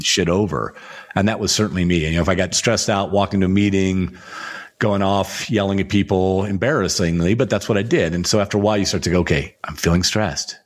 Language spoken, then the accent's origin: English; United States; I'm still a tall white guy growing up in the United States.